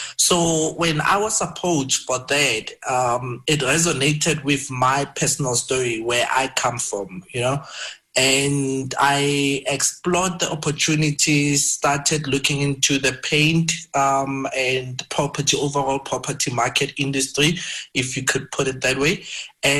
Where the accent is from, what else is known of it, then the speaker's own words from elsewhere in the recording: Brits, North West, South Africa; also born or lived in Cape Town; I grew up in Madinyane. It's a very small village in Brits, Northwest, and matriculated in a township next to Madinyane